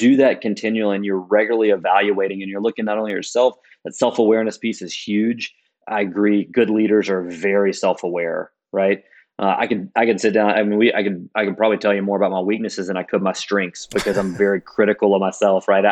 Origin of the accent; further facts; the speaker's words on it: Decatur, Alabama, United States; moved away; I'm from Decatur originally